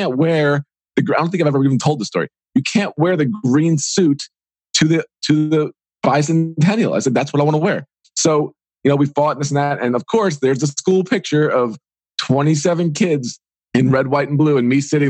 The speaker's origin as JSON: {"language": "English", "region": "New York", "country": "United States", "tie": "born or raised there", "said": "I grew up in New York"}